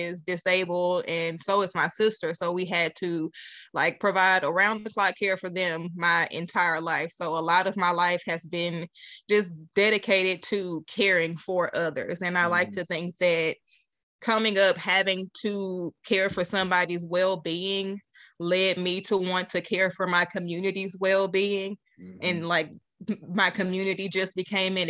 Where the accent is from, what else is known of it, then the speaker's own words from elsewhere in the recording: Little Rock, Arkansas, United States; also born or lived in Pine Bluff, Arkansas; moved to Little Rock about 7 years old